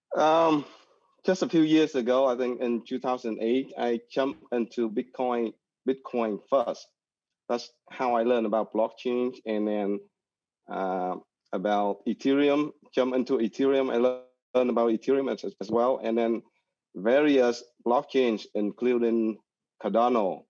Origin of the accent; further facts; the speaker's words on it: Saigon, Ho Chi Minh City, Vietnam; I am from Vietnam, uh, from the beautiful city of, uh, Saigon, as, uh, in the southern of Vietnam